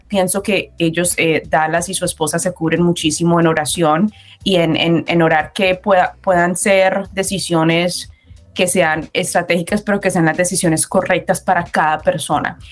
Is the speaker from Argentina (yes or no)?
no; Colombia; yo soy colombiana